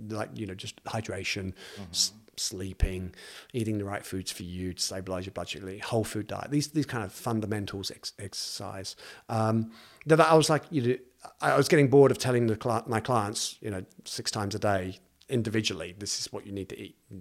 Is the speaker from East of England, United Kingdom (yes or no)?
yes; East of England, United Kingdom; now in New Zealand; I'm from just north of London, and mm. uh, so it's like a new town just north of London